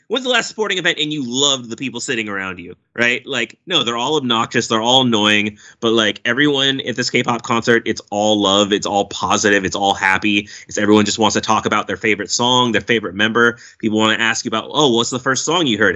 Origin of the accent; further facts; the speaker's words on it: Oakland, California, United States; it's my hometown